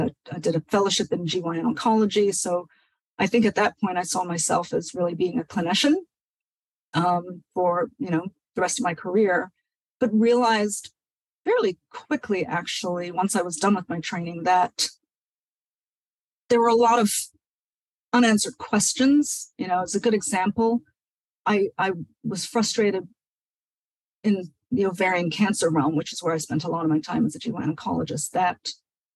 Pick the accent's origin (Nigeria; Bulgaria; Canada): Nigeria; moved away; someone who was born and raised in Nigeria